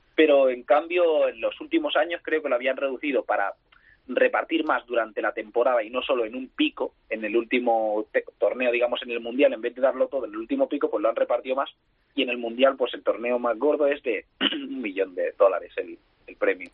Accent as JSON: {"language": "Spanish", "town": "Barcelona", "region": "Catalonia", "country": "Spain", "said": "Soy de Barcelona."}